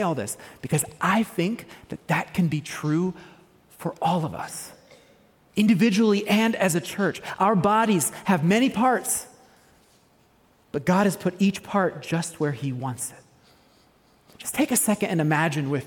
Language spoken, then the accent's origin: English; United States; moved away as an adult; also born or lived in Kenya; I'm still an American